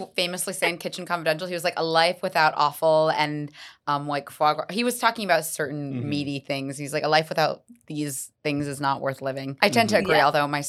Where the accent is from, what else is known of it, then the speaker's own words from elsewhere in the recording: Columbus, Ohio, United States; I've never been, although I'm from Columbus, Ohio, so not too far.